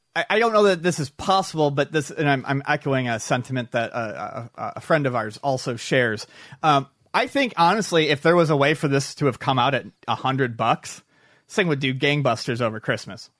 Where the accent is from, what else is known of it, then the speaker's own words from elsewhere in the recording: Buffalo, New York, United States; growing up in Buffalo, I went to Canada's Wonderland a lot